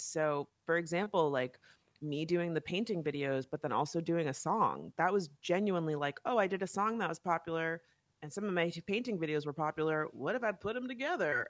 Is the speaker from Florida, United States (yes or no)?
yes; West Palm Beach, Florida, United States; also born or lived in Miami / New York; now in Los Angeles, United States; I'm from West Palm Beach